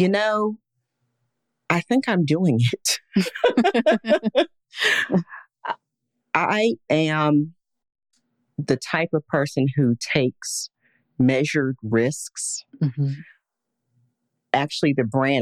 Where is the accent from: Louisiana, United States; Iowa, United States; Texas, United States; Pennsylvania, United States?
Pennsylvania, United States; Pittsburgh; also born or lived in Florida; now in Stonecrest, United States; I am originally from Pittsburgh, Pennsylvania.